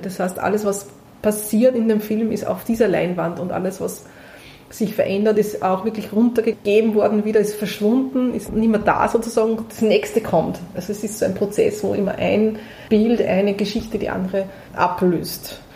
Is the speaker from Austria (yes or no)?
yes; Prambachkirchen, Upper Austria, Austria; ich bin in Brambachkirchen geboren